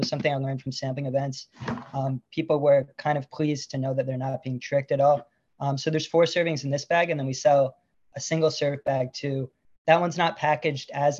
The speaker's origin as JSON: {"language": "English", "region": "upstate New York", "country": "United States", "also_born_or_lived": "Puerto Rico / Washington, D.C. / Florida", "moved": "as an adult", "lives_now": "Los Angeles, United States", "said": "moving home to upstate New York"}